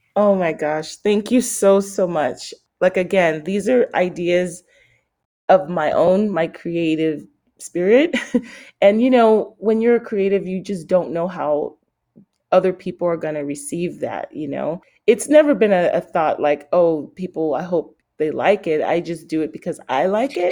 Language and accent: English; San Francisco, California, United States; I grew up around fashion in San Francisco.